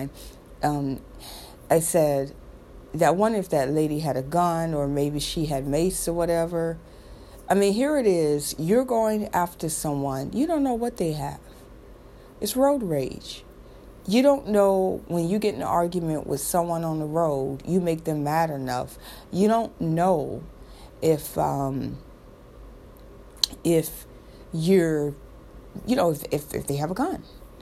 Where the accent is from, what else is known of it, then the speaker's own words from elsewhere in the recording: Florida, United States; I'm from Florida